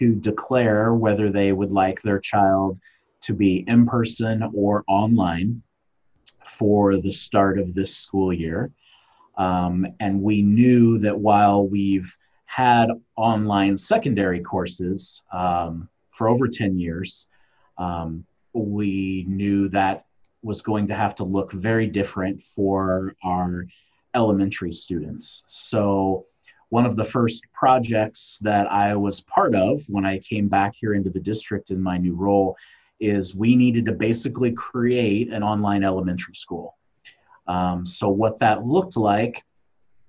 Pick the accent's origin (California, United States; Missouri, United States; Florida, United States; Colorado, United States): Missouri, United States; Kansas City; I am from Kansas City, Missouri.